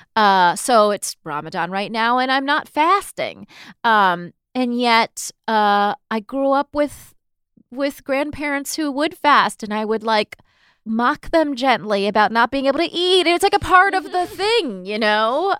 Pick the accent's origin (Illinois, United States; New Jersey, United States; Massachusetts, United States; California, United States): California, United States; Southern; now in New York, United States; growing up in Southern California